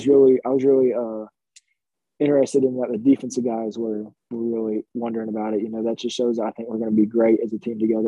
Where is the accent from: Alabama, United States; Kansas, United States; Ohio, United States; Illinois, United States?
Alabama, United States; near Mountain Brook; they're from where I'm from